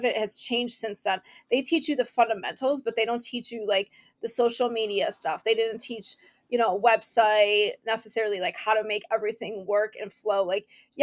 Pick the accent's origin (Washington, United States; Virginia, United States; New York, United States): New York, United States; Rochester; moved away; also born or lived in Tennessee / Ohio; I'm from Rochester, New York.